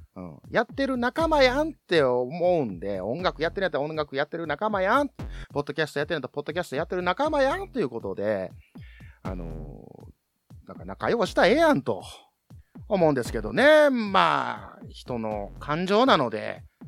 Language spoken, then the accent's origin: Japanese; Kansai, Japan